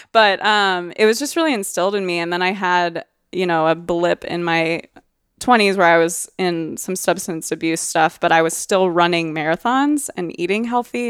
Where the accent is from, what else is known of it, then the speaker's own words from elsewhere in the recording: Oregon, United States; I'm from Oregon. I'm very proud of being from Oregon